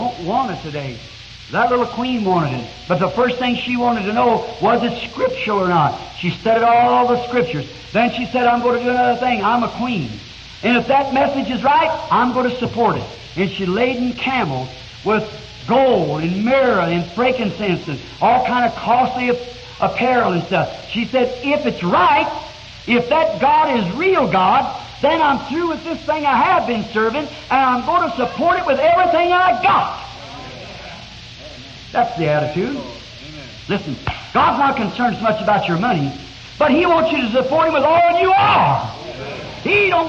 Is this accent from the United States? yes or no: yes; United States; I'm an American